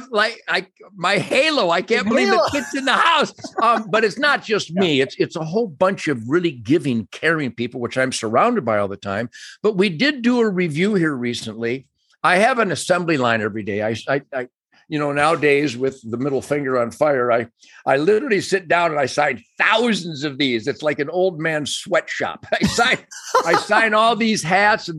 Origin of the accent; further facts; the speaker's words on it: Michigan, United States; growing up in Michigan, the land of Fred Bear